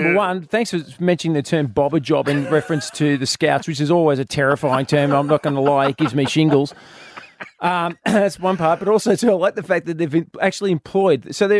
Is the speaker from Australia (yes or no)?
yes; Australia; I'm Australian.